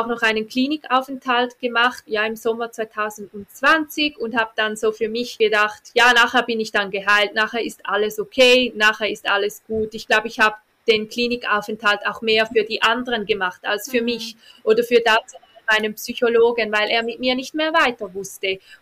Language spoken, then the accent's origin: German; Switzerland; bei uns in der Schweiz